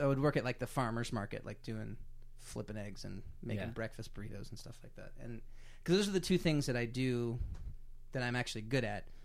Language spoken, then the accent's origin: English; Kansas City, Missouri, United States; moved away as an adult; now in Lawrence, United States; I'm from Kansas City, Missouri. I grew up in Kansas City, and then I currently live in Lawrence, Kansas